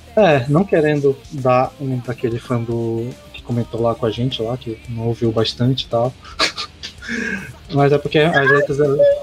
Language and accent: Portuguese; North Region, Brazil; que é a nossa orgulho aqui do Norte